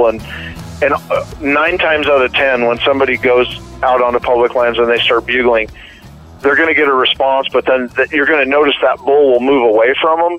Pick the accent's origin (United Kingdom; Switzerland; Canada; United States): United States; Oregon; Oregon, my home state